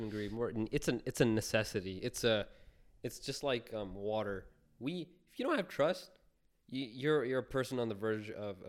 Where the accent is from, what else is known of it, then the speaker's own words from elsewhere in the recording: Punjab, India; like I'm Indian, right? I'm Punjabi, and my culture is coming from there.